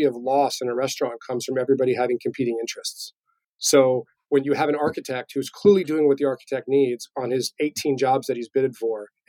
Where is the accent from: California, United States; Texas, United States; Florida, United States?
Florida, United States; moved away as an adult; also born or lived in New York; I grew up in Florida, did all the chain restaurants